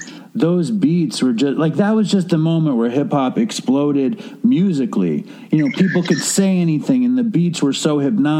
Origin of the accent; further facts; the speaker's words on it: New York, United States; I grew up in Chelsea, and it was before Chelsea was very gay. It was like Chelsea was kind of very, you know, I grew up across the street from hardcore projects. I grew up in the middle class Jewish projects.